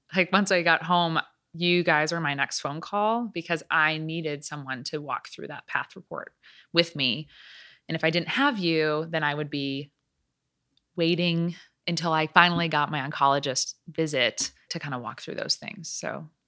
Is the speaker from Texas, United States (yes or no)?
no; Chicago, Illinois, United States; moved away as an adult; also born or lived in Atlanta, Georgia; now in Nashville, United States; I am from the Chicago area